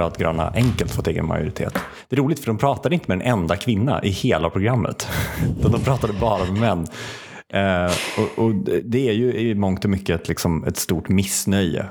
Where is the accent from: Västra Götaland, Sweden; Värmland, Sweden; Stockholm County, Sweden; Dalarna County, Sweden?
Värmland, Sweden; now in Uppsala, Sweden; jag kände mig som en Uppsalabo och typ identifiera mig som Uppsalabo. Mm. Med liksom värmländskt ursprung